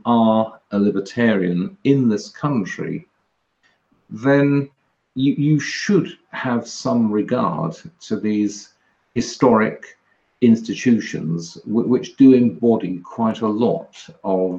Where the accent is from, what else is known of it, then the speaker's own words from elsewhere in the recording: England, United Kingdom; I'm an English conservative libertarian